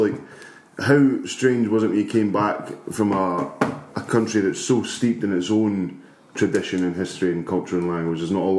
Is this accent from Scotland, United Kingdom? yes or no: yes; Scotland, United Kingdom; we're British or Scottish, man.